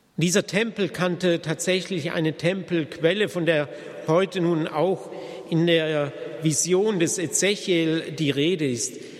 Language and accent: German; Germany; bei uns in Deutschland